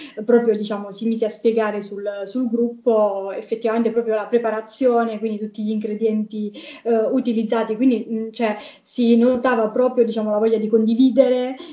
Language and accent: Italian; Basilicata, Italy; now in Rome, Italy; io non sono di Roma sono diciamo della Basilicata, quindi anche per dare quel tocco in più del, diciamo, della mia terra